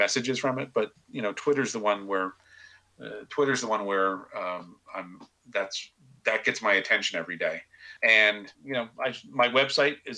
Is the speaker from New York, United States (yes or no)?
yes; Kingston, New York, United States; Kingston, New York, he lives in my hometown now